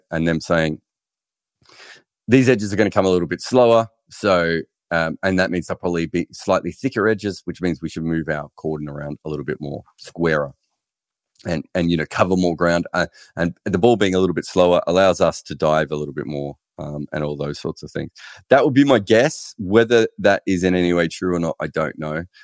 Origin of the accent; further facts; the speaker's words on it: United Kingdom; As a Brit, it's just unfathomable to me that a newspaper wouldn't have a fully integrated sports desk